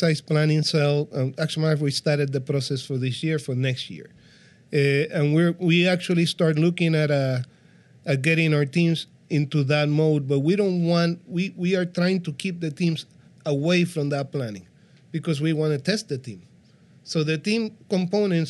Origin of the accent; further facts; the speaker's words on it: Puerto Rico; I'm from Puerto Rico